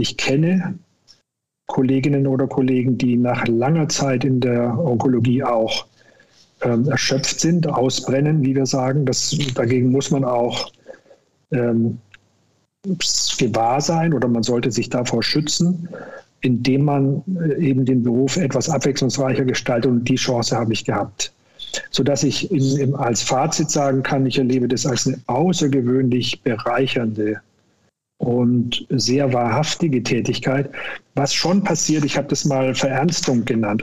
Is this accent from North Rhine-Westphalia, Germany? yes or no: no; Upper Franconia, Bavaria, Germany; now in Cologne, Germany; Hausarzt werden in Oberfranken, wo ich herkomme